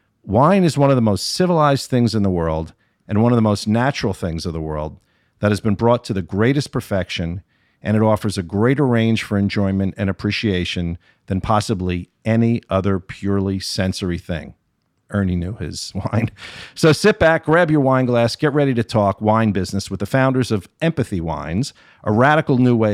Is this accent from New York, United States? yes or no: no; Springfield, New Jersey, United States; In Springfield, New Jersey, my hometown.